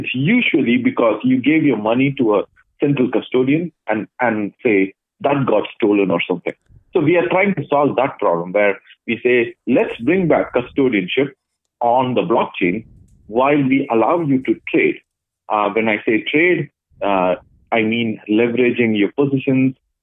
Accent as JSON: {"language": "English", "town": "Chennai", "region": "Tamil Nadu", "country": "India", "tie": "born or raised there", "also_born_or_lived": "Dubai / Ottawa", "moved": "as an adult", "lives_now": "Toronto, Canada", "said": "I come from a city called Chennai, and I grew up in Chennai until I was around 20."}